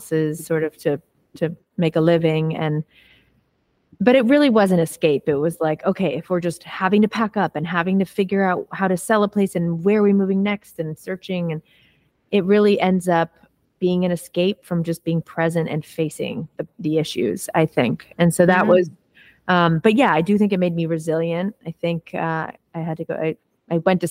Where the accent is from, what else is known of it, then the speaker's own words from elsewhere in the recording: Los Angeles, California, United States; I actually was raised right here, not in Topanga, but in Los Angeles. I was born in the Valley, born in Tarzana.